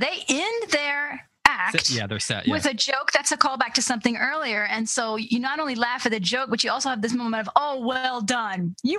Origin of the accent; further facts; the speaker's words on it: United States; as an American, I struggle with that.